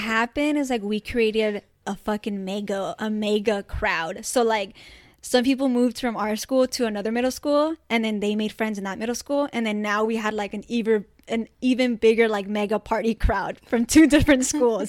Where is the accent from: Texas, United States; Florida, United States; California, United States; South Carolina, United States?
California, United States; Orange County; O C's dope. We grew up here